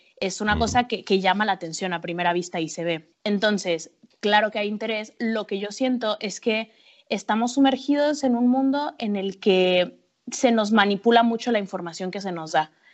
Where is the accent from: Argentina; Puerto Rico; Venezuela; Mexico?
Mexico; Mexico City; moved away as an adult; also born or lived in Acapulco / Iceland; now in Madrid, Spain; yo soy mexicana, soy, nací en Acapulco, pero crecí en la Ciudad de México